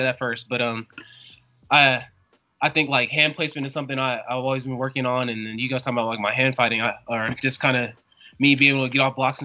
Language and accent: English; Denver, Colorado, United States; I'm from Denver, Colorado